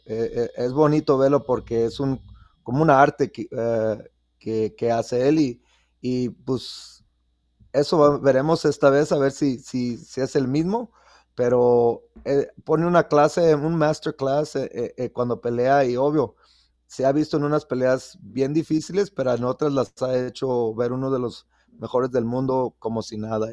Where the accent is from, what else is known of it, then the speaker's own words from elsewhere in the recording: Mexico; now in Las Vegas, United States; en México, obvio, nos conocen por el boxeo